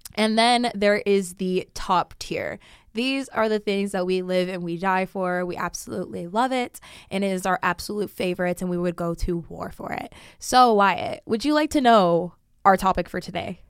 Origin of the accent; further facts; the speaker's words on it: Sacramento, California, United States; moved away as an adult; now in Las Vegas, United States; my hometown